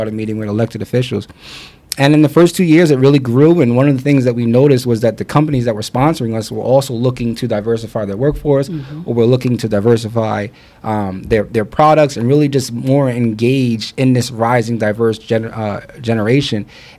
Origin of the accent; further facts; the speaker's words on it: Long Island, New York, United States; moved away as an adult; also born or lived in Newark; growing up in Long Island